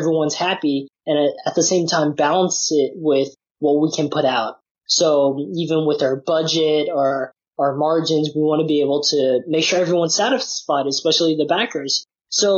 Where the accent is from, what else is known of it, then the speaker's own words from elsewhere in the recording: San Francisco, California, United States; also born or lived in Nottingham, United Kingdom; born and raised in San Francisco